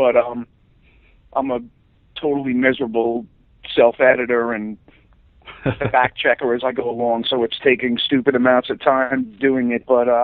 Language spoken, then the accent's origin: English; Long Island, New York, United States; also born or lived in Queens / East Boston; the better part of my childhood and my years in my teens was on Long Island